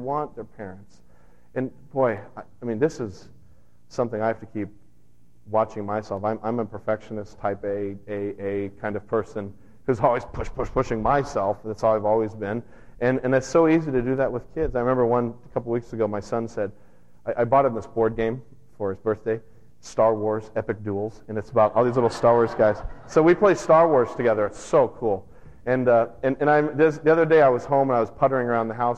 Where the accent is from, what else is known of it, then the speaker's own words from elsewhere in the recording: United States; I'm an American too